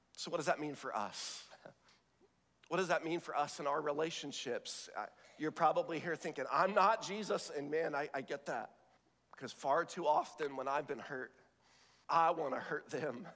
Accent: the South, United States; I was raised in the South

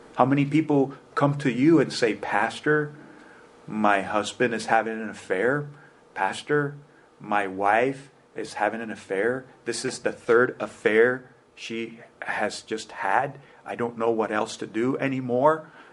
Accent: United States; immigrants in our church attribute to me additional power as an American

